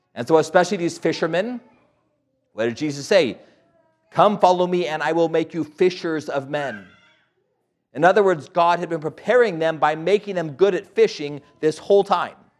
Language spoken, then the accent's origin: English; Albuquerque, New Mexico, United States; born and raised in Albuquerque, New Mexico.